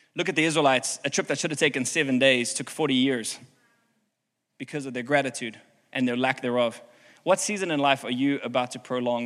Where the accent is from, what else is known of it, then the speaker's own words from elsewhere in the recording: South Africa; now in Houston, United States; I'm from South Africa